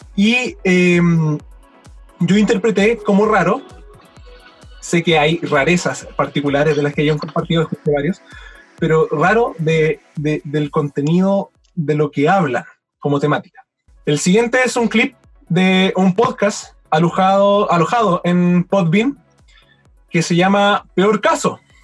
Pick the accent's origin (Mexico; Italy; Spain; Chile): Chile; also born or lived in Valdivia; siendo chileno